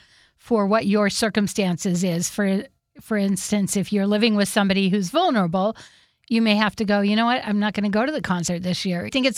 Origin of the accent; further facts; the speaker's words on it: Whidbey Island, Washington, United States; So I grew up on Whidbey Island, and we have the Blue Fox.